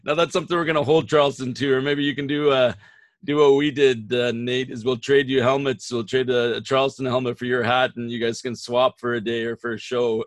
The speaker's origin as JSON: {"language": "English", "town": "Saskatoon", "region": "Saskatchewan", "country": "Canada", "tie": "born or raised there", "lives_now": "Regina, Canada", "said": "I grew up in Saskatoon, and when I was going to university"}